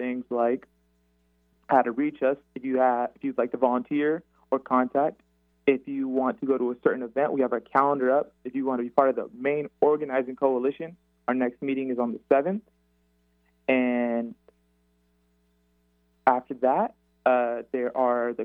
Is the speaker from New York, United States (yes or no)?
no; Seattle, Washington, United States; Born and raised in Seattle, Washington, Rainier Beach